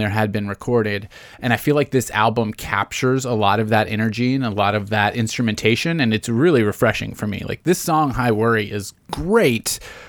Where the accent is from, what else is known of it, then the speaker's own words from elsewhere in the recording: Tennessee, United States; Born and raised in Tennessee